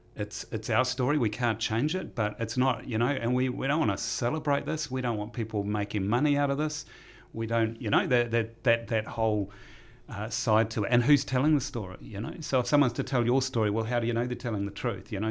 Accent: Taranaki, New Zealand; growing up in Taranaki

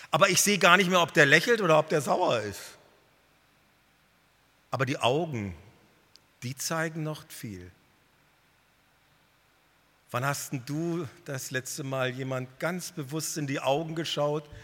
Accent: North Germany, Germany; Also ich als Norddeutscher, ich war total überwältigt.

